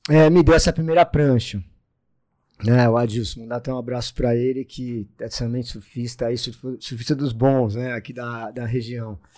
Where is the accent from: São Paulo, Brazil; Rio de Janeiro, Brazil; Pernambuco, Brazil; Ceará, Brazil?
São Paulo, Brazil; Santos; É, eu comecei a surfar aqui em Santos, sou natural de Santos, né?